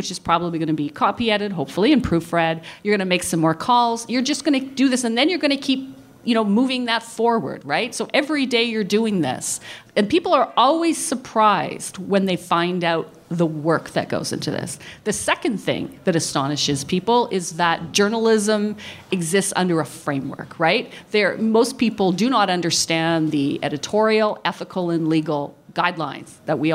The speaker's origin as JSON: {"language": "English", "region": "Alberta", "country": "Canada", "also_born_or_lived": "northern Canada", "moved": "as an adult", "lives_now": "Atlantic Canada", "said": "I'm from Alberta, and I've worked all over the north"}